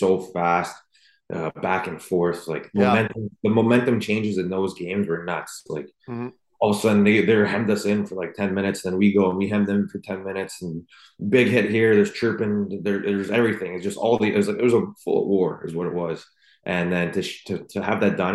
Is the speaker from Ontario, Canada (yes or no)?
yes; Toronto, Ontario, Canada; it was special to do that in my hometown